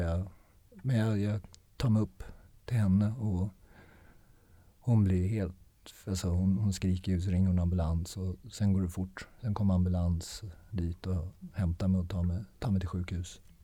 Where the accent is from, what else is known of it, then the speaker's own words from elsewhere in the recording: Sweden; moved away as an adult; jag är svensk